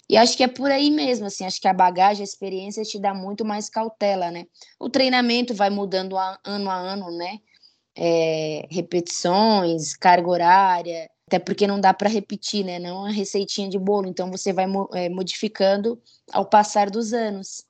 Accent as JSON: {"language": "Portuguese", "town": "Criciúma", "region": "Santa Catarina", "country": "Brazil", "tie": "born or raised there", "also_born_or_lived": "Jaguaretama, Ceará", "moved": "yes", "lives_now": "São Paulo, Brazil", "said": "Eu fui criada no, em Criciúma, Santa Catarina, né? Fui alfabetizada. Minha vida foi em, em Santa Catarina."}